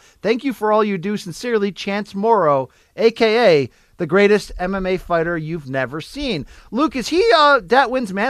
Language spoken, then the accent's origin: English; United Kingdom; now in France; I'm a Brit living in France in a former bar.